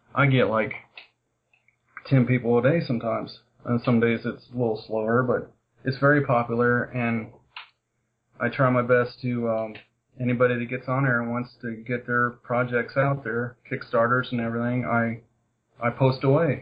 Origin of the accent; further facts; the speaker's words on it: Kentucky, United States; I'm from Kentucky